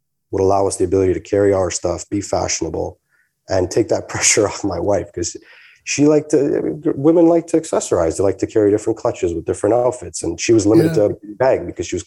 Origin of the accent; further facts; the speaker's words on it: Canada; I'm Canadian